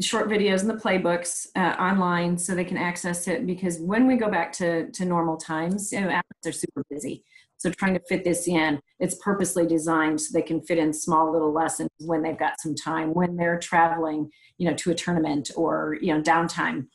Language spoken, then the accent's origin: English; Michigan, United States; I'm from Michigan, so I went mm-hmm. to State for graduate school.